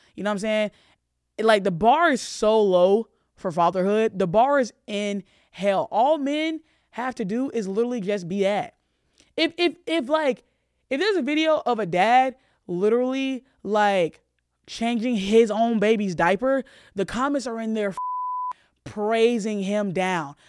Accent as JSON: {"language": "English", "region": "the South", "country": "United States", "tie": "born or raised there", "said": "I grew up in the South"}